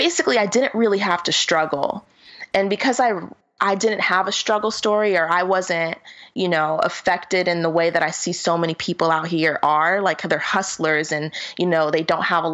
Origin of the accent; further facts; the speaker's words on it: Florida, United States; now in Los Angeles, United States; I'm from Florida